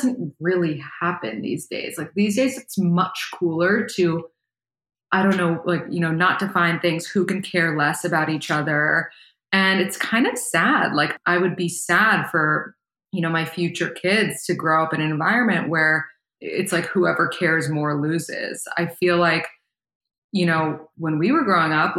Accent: New York City, New York, United States; I was born and raised in New York City.

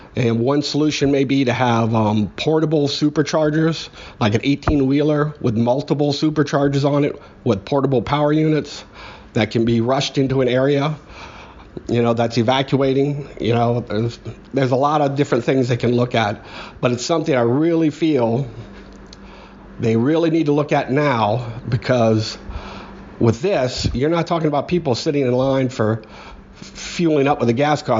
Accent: New Orleans, Louisiana, United States; I'm from New Orleans

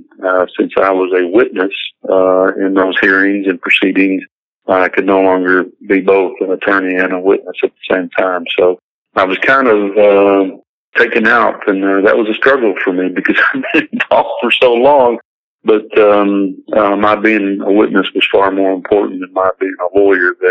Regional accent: Perryville, Arkansas, United States; Perryville, my, my hometown

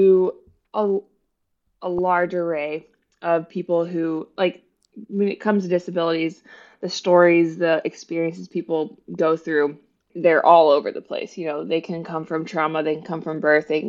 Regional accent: West Virginia and then Ohio, Midwest, United States; moved away as an adult; now in Bloomington, United States; I grew up in West Virginia and then Ohio, and it was a small town

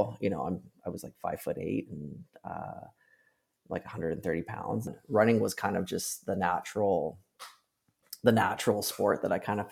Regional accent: Penticton, British Columbia, Canada; also born or lived in Victoria, Canada; I moved from Penticton to Victoria for school

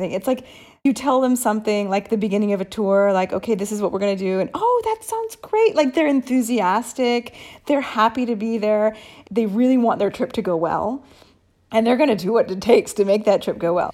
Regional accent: United States; now in Italy; I'm American

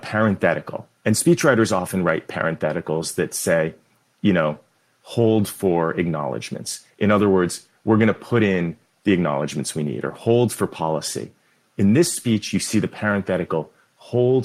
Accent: Boston, Massachusetts, United States; I grew up in Boston and the Boston suburbs

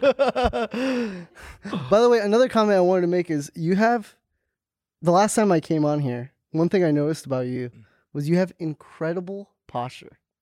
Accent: Hackensack, New Jersey, United States; I'm from New Jersey, Hack and Sack

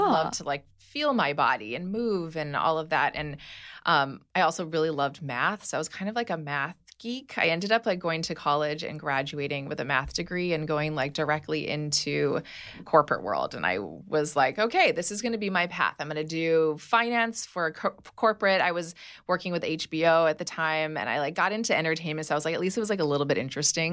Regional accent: Hawaii, United States; moved away; I grew up in Hawaii

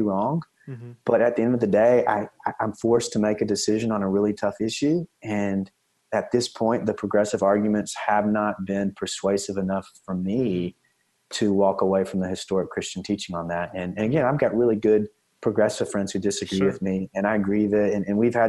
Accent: East Texas, United States; moved away; I'm from East Texas originally

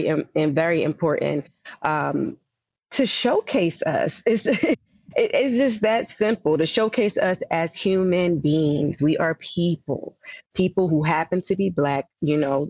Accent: Philadelphia, Pennsylvania, United States; I grew up blue collar. I'm from Philadelphia, so working class

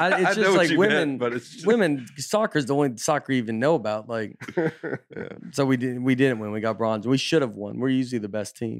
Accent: Minnesota, United States; I grew up in Minnesota, and the Winter Olympics were way more important to us than the Summer Olympics.

